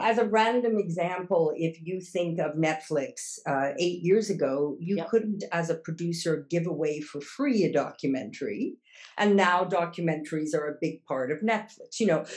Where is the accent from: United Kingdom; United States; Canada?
Canada; Montreal, Quebec; first language English; moved away as an adult; also born or lived in Toronto / Kingston; now in Amsterdam, Netherlands; I was born in Montreal and uh, initial university there